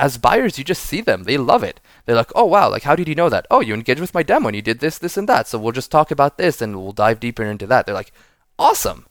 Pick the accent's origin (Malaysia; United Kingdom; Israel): Israel; moved away as an adult; now in San Francisco, United States; I'm, uh, born and raised in Israel, living in San Francisco for eight years now.